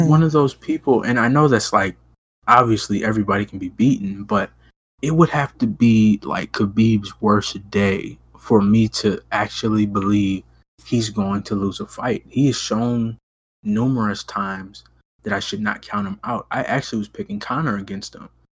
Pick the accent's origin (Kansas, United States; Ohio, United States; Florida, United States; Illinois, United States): Ohio, United States; I am from Ohio